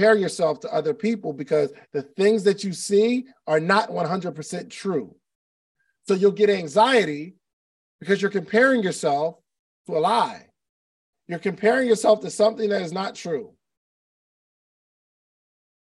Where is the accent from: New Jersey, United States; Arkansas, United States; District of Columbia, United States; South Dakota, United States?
New Jersey, United States; moved away as an adult; also born or lived in Alabama / Atlanta; I grew up in South Jersey which is right across the bridge from Philadelphia.